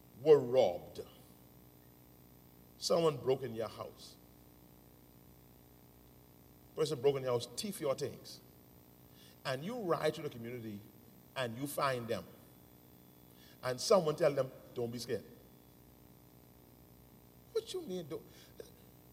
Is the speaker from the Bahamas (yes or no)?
yes; Nassau, New Providence, Bahamas; I grew up in the Grove. I grew up in Angleston